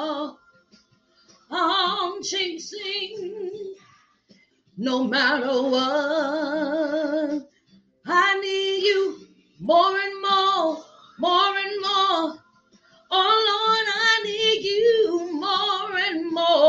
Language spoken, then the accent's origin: English; Virginia, United States; moved away; also born or lived in New Orleans; my peeps in Virginia, my peeps in Hampton, my peeps in New Orleans, Portsmouth, Norfolk, all my hometown